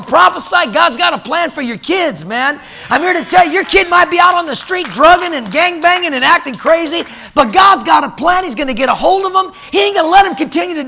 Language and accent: English; California, United States; I grew up in California